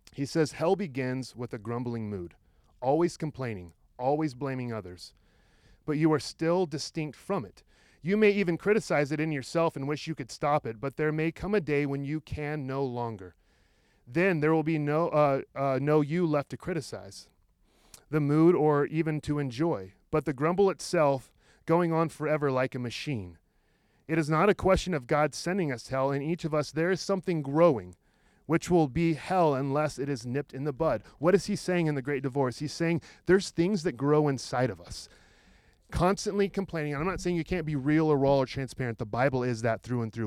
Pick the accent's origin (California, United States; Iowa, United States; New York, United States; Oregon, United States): Oregon, United States; Roseburg; I grew up in Roseburg, which is about an hour south of here.